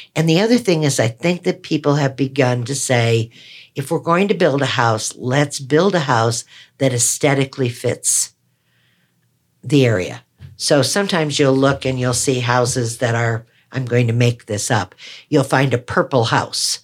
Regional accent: Wisconsin, United States; moved away; I'm a Wisconsin girl

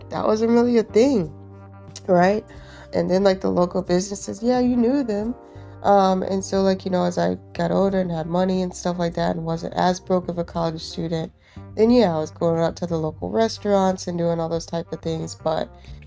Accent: Phenix City, Alabama, United States; moved away as an adult; also born or lived in Birmingham, Alabama; now in Durham, United States; moving from Alabama, you know, I grew up in Phoenix City, went to school in Birmingham

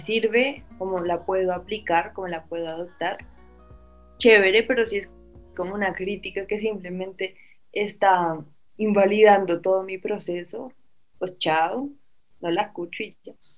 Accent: Colombia; Como uno como colombiano

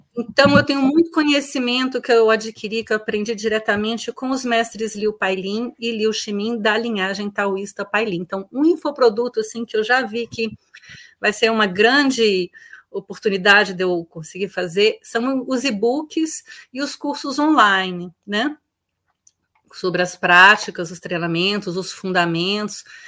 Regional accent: Brasília, Federal District, Brazil; also born or lived in Florianópolis; eu sou de Brasília

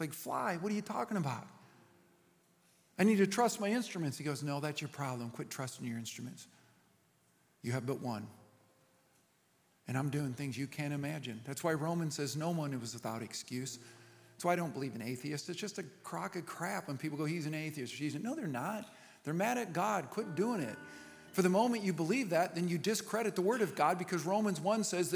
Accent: United States

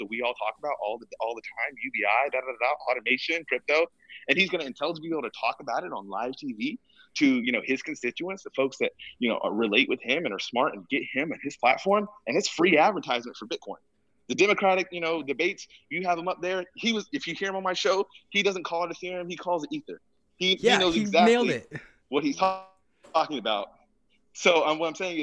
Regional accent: Georgia, South Carolina, United States; I'm from the South. I'm from Georgia, South Carolina

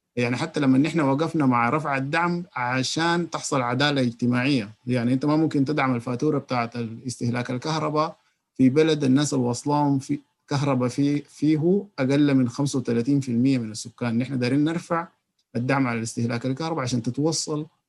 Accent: Sudan; عندنا في السودان

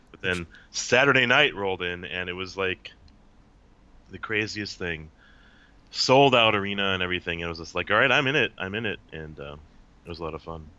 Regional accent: Minnesota, United States; moved away as an adult; now in Seattle, United States; Born and raised in Minnesota, and I'm in Seattle now

